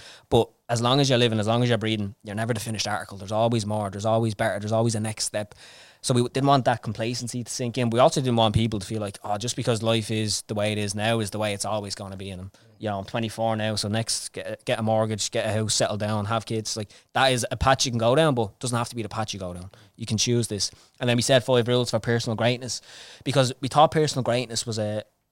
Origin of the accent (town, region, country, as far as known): Dublin, Leinster, Ireland; born or raised there